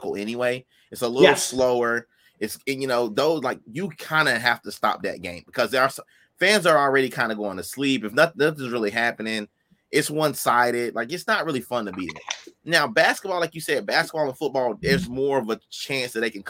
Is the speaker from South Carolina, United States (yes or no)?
yes; South Carolina, United States; I'm from South Carolina.